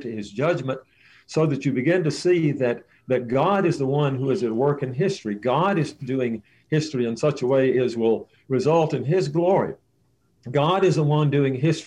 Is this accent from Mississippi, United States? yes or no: yes; Mississippi, United States; I grew up in Mississippi.